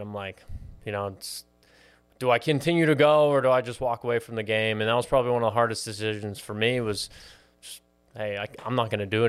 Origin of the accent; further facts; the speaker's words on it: Pittsburgh, Pennsylvania, United States; now in Miami, United States; So I was born and raised in Pittsburgh, Pennsylvania.